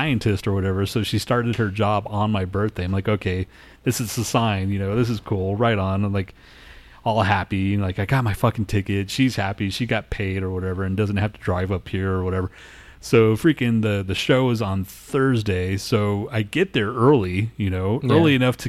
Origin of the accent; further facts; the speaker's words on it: Los Alamos, New Mexico, United States; I was born in Los Alamos.